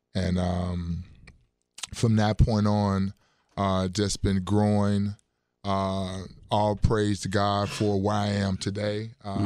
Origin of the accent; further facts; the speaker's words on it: Chicago, Illinois, United States; moved away as an adult; also born or lived in Burlington, Iowa / Lawton, Oklahoma; now in Wisconsin, United States; I am um, originally from Chicago, Illinois. Um, went to high school at Dunbar High School.